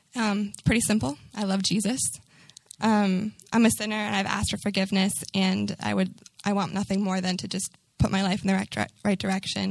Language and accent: English; Newton, Massachusetts, United States; now in Boston, United States; I'm from Newton, it's about a 35 minute drive from here, right outside of Boston.